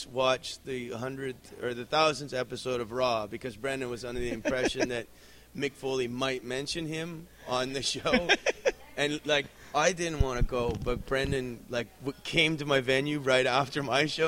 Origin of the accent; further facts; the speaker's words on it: Canada; moved away; I'm actually Canadian